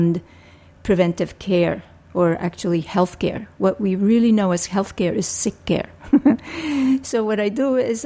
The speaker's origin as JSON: {"language": "English", "country": "Puerto Rico", "tie": "born or raised there", "also_born_or_lived": "Philadelphia", "moved": "as an adult", "said": "I was born and raised in Puerto Rico"}